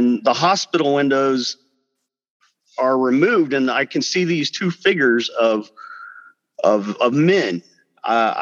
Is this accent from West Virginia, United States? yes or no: no; Biloxi, Mississippi, United States; I was born in Biloxi, Mississippi.